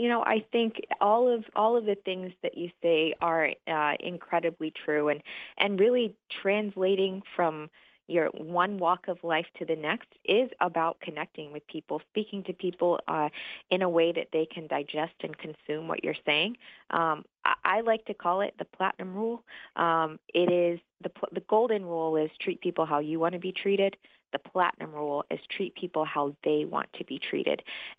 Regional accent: Montgomery, Alabama, United States; moved away as an adult; also born or lived in Michigan / Germany / Virginia; So I am from Montgomery, Alabama. I know you can't tell from the accent. Grew up there, but I was an Army brat. So I was born in Michigan, moved to Germany, lived in Virginia, and somehow landed in Montgomery until I went to Florida A&M.

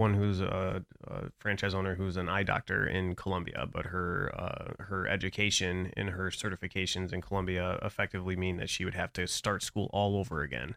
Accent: Brighton, Michigan, United States; now in Florida, United States; I grew up outside of Metro Detroit. So I'm, uh, a town called Brighton

